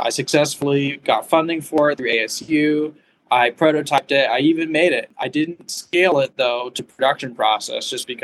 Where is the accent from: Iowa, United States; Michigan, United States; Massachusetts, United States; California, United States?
California, United States; moved away as an adult; also born or lived in Arizona; I'm originally from California where the weather is somewhat more amenable